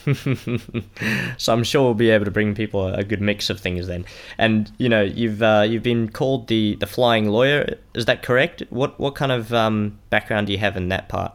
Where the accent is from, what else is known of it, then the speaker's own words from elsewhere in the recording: Melbourne, Victoria, Australia; I'm from Melbourne here in Australia.